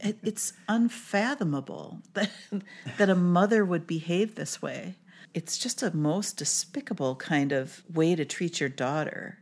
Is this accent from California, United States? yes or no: no; Minnesota, United States; I'm from Minnesota